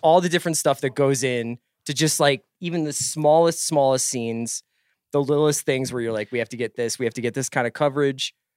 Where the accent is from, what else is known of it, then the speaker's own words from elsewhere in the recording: Northeast, United States; I'm from the Northeast